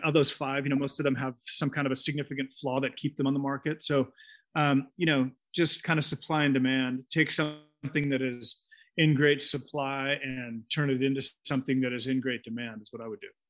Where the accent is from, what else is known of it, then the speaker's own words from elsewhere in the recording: near San Francisco, California, United States; moved away as an adult; now in Costa Rica; I grew up uh, near San Francisco